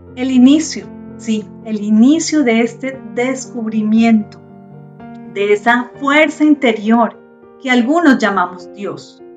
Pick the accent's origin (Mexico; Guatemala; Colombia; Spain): Colombia; Yo nací en Colombia, en una familia católica, estudié en colegio católico